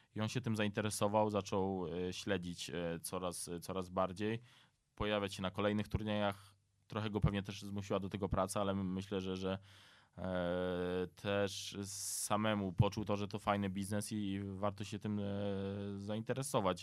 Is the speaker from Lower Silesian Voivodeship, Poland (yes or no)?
no; near Dębica, Subcarpathian Voivodeship, Poland; ja jestem z e, pod Dębicy, dokładnie ze Starszęcina